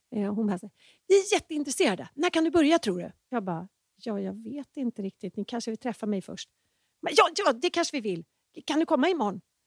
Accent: Enebyberg, Stockholm County, Sweden; also born or lived in Danderyd / Gällivare; now in Täby, Sweden; uppväxt i Enebyberg

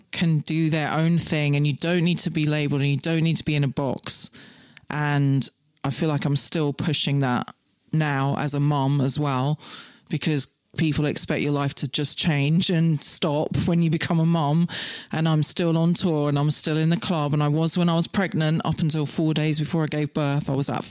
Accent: Scotland, United Kingdom; And when I was seven, I got scouted because I grew up in the Highlands of Scotland where there was literally 10 people in my whole school from age 4 to 13.

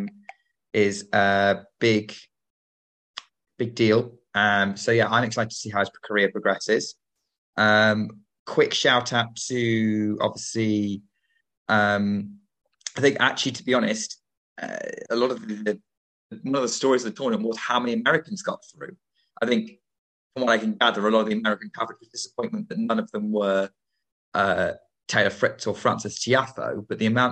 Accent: United Kingdom; as a Brit

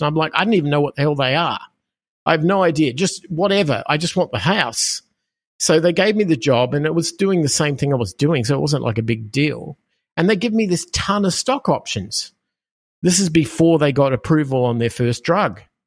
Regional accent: Australia; moved away; as people will hear from my accent, I am from Australia originally. Um, I grew up in Australia

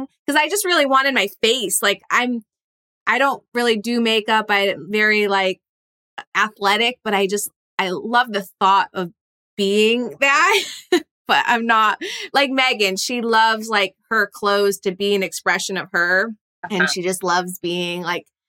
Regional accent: East Coast, United States; moved away as an adult; now in California, United States; I'm actually from the East Coast originally

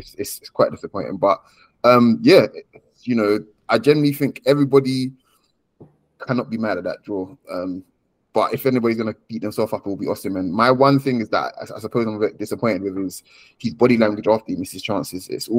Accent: Nigeria; I'm Nigerian.

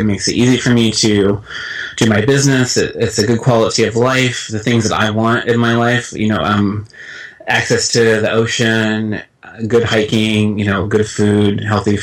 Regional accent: Midwest, United States; moved away as an adult; also born or lived in Europe; I actually did grow up in the States. I stayed here. I grew up in the Midwest

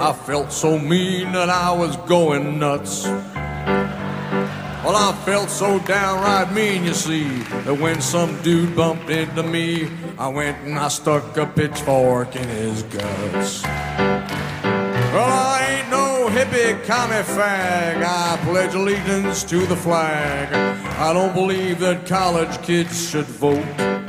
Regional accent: New York City, New York, United States; Okay, now I grew up in New York City. There was no country western music radio in New York City.

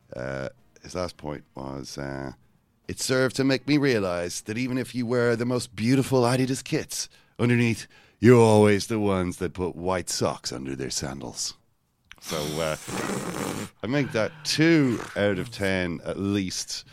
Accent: Ireland; I'm from Ireland. We're just a less disciplined people.

